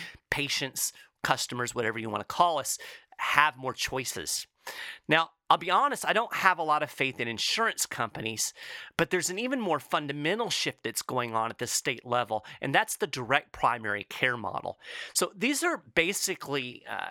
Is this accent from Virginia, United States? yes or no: no; Lexington, Kentucky, United States; my hometown of Lexington, Kentucky